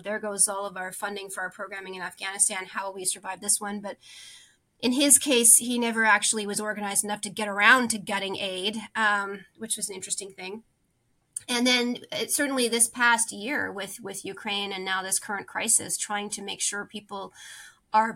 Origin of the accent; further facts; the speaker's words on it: Canada; As a Canadian